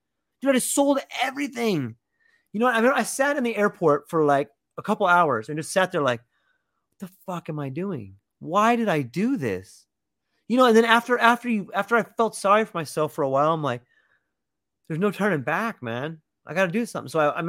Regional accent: California, United States; I come from California where I got a nice car, and you know, I just felt like less than I did over there.

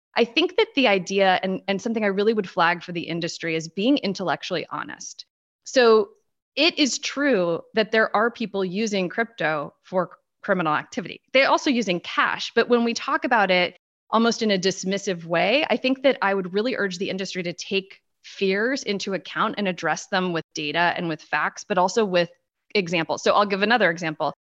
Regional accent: Washington, District of Columbia, United States; I am talking to you literally from half a mile from the White House. So, quintessential Beltway insider for better or worse. this is my hometown

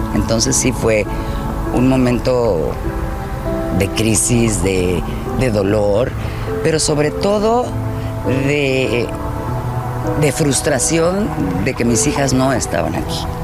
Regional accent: Mexico; yo soy mexicana

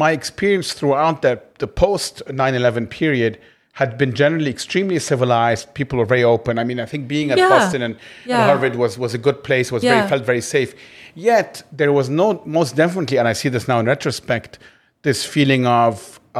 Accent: Cairo, Cairo Governorate, Egypt; also born or lived in New York; And because I grew up in Cairo, New York felt very comfortable.

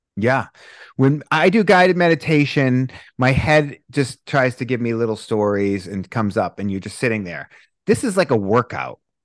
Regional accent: Boston, Massachusetts, United States; moved away; I'm from Boston originally

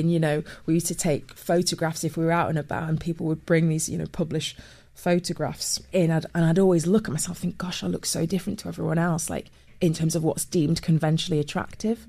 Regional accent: Manchester, North West England, United Kingdom; moved away as an adult; also born or lived in Cheshire; now in London, United Kingdom; I was born in Manchester, grew up as a kid in Manchester

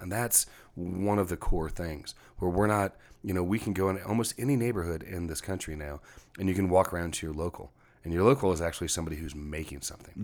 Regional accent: Texas, United States; now in Seattle, United States; a Texan coming from a rural background, um, one generation off the farm

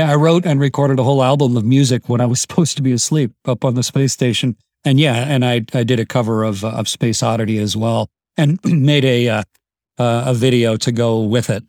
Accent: Canada; I'm Canadian

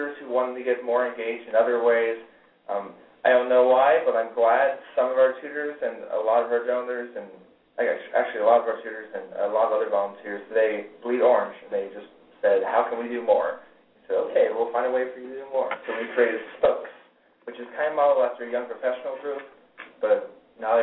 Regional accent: Houston, Texas, United States; moved away as an adult; also born or lived in Kentucky; I was born in Texas and went to school there. In Houston for 18 years.

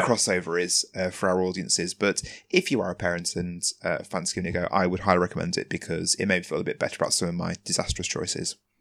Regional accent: England, United Kingdom; my being English

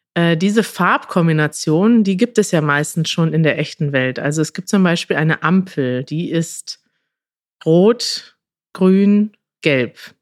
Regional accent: Münster, North Rhine-Westphalia, Germany; als Münsteraner

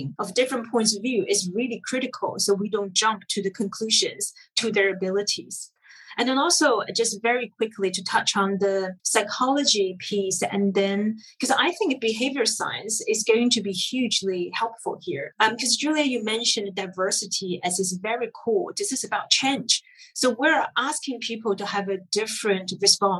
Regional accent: China; now in United Kingdom; growing up in China, we thought we were Asian.

